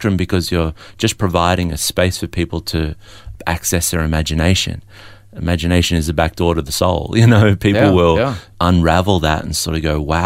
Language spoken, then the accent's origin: English; Melbourne, Victoria, Australia; also born or lived in Adelaide; I was born in Adelaide but raised in Melbourne